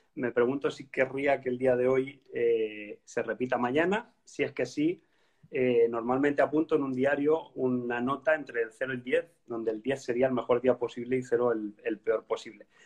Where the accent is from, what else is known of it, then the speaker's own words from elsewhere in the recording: Spain; moved away as an adult; now in Copenhagen, Denmark; yo soy español